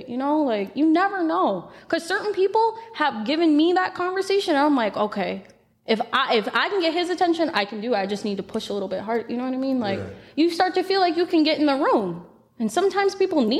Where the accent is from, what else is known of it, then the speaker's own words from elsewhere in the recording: Florida, United States; I'm from Florida